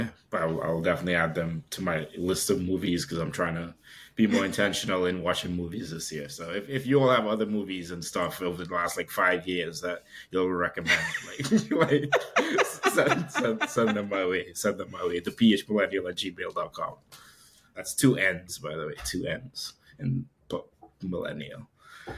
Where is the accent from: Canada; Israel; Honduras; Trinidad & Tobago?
Trinidad & Tobago; I'm like from Trinidad